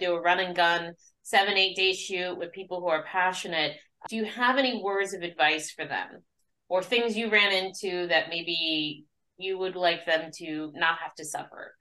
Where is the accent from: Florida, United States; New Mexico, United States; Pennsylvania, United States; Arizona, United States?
Arizona, United States; I'm from Arizona